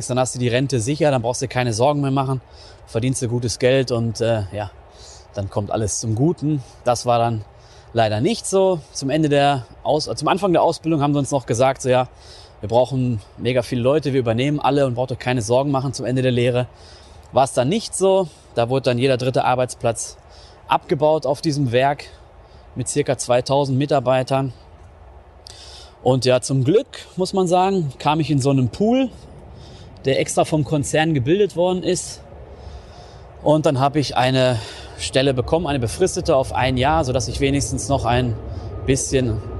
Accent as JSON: {"language": "German", "region": "North Rhine-Westphalia", "country": "Germany", "tie": "born or raised there", "said": "Ich komme aus NRW. Das wissen wahrscheinlich die meisten schon. Aus dem östlichen Ruhrgebiet, gerade so am Rand, kann man sagen. Und ähm, ja, war so eine mittelgroße Stadt, irgendwie so 50.000 Einwohner. Klassische Bergarbeiterstadt"}